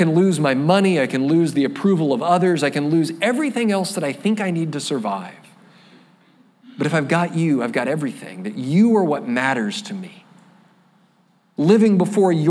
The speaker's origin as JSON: {"language": "English", "region": "Florida", "country": "United States", "said": "I'm a flatlander from Florida"}